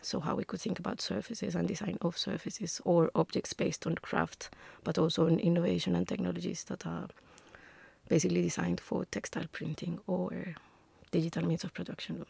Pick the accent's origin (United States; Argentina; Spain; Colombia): Colombia; Bogotá; moved away as an adult; now in England; I'm Colombian, uh, originally. I come from Bogota. I came to England ten years ago.